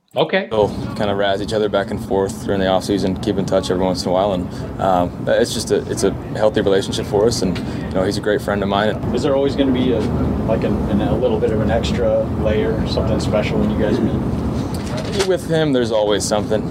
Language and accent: English; Midwest, United States; now in Arizona, United States; I grew up in the Midwest, as you did, I, and it was pop where I came from.